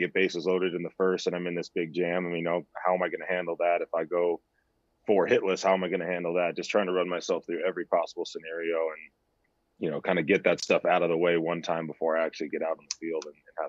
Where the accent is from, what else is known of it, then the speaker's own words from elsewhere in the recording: San Diego, California, United States; back to my hometown